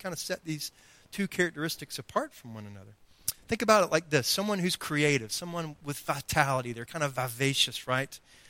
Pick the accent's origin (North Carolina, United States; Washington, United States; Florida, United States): North Carolina, United States; Greenville; We came from Greenville, North Carolina, and we had, you know, a nice little backyard, and there was a creek full of fish, by the way.